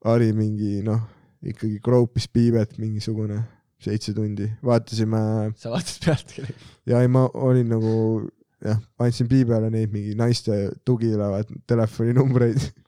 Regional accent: Ida-Viru County, Estonia; born there; ma sündisin jah, siis Puru haiglas.

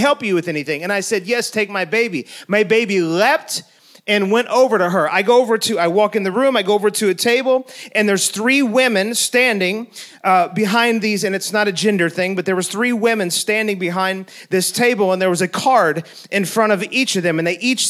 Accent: St. Louis, Missouri, United States; I was on my childhood street that I grew up in St. Louis. It was the place that I was born

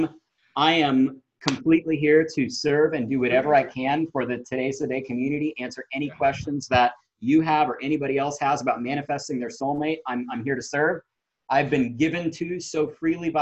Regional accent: Houston, Texas, United States; I'm from Houston, Texas

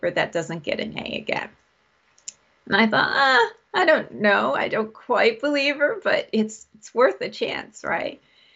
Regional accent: New York, United States; I was born in New York State, and I'm north of New York City, so I'm nowhere near the exciting part of New York. So I grew up here.

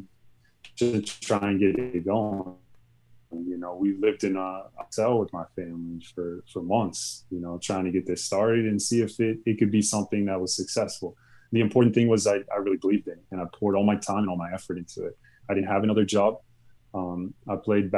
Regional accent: United States

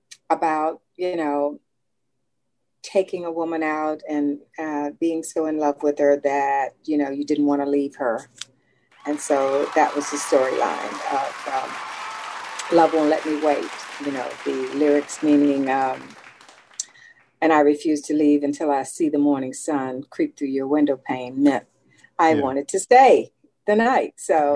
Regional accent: Washington, District of Columbia, United States; born there; I was born in Washington, D.C.

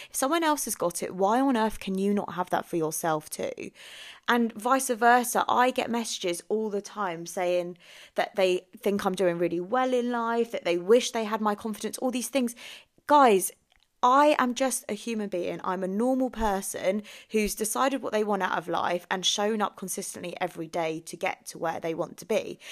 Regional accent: England, United Kingdom; also born or lived in Philippines; So I was born in the Philippines, came to England when I was ten days old

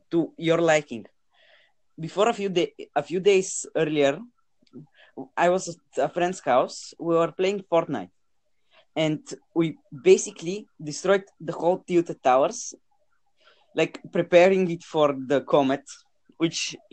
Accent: United States; I am from the United States.

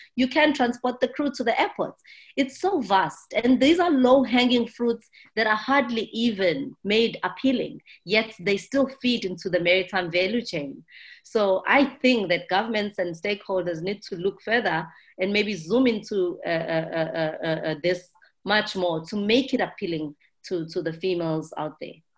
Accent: South Africa; I'm from South Africa

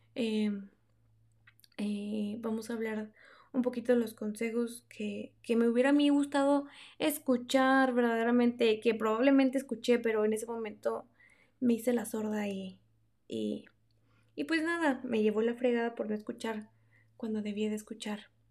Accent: Mexico; moved away; Soy una mexicana atrapada en el cabacho, que ya casi no habla español con nadie porque pues estoy en la mera, en la mera punta del diablo.

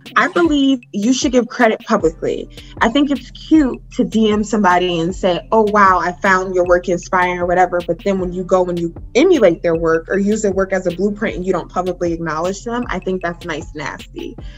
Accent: Newburgh, New York, United States; I'm from Newburgh, Newburgh, okay. Hey. Um, local to Poughkeepsie, which is a 30 minutes outside or 30 minutes north of. And I'm from a very small town

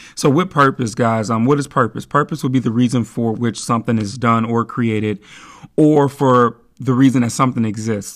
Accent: Midwest, United States; now in Seattle, United States; I'm from the Midwest, so I'm used to this kinda weather

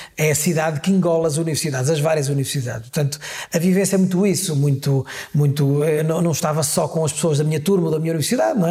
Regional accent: Guimarães, Norte, Portugal; also born or lived in Porto; eu sou natural de Pevidém, que é uma freguesia, é uma vila do Conselho de Guimarães

